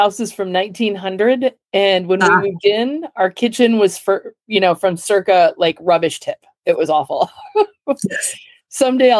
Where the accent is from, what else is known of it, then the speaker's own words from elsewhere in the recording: Indiana, United States; they'll know that I'm from Indiana.